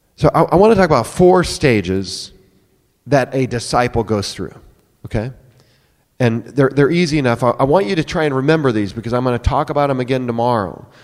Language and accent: English; near Sioux City, Iowa, United States; now in Oklahoma City, United States; I grew up in Iowa, uh, up near Sioux City on the farm